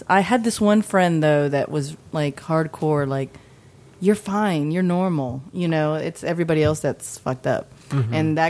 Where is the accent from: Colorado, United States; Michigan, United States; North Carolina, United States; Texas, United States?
Texas, United States; Austin; also born or lived in Allen, Texas; I was raised in Austin and Allen.